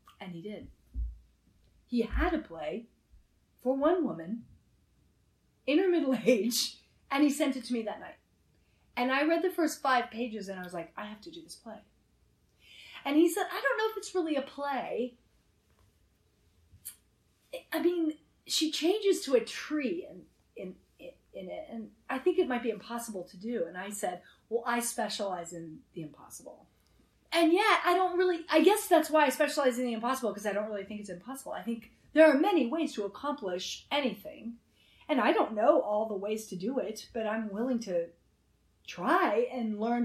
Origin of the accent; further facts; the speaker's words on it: Denver, Colorado, United States; I was brought up in Denver, Colorado